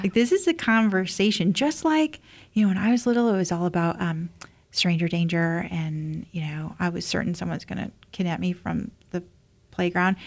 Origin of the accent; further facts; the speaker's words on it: Indiana, United States; moved away; also born or lived in Cleveland; I'm from Indiana originally, like a small town